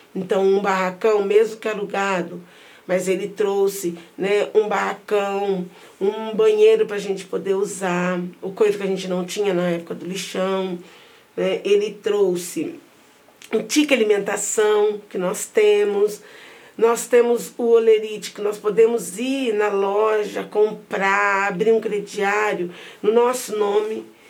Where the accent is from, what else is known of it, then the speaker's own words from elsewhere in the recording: Londrina, Paraná, Brazil; Nasci na Vila Maris, uma das mais antigas das favelas de Londrina, bem próximo do centro.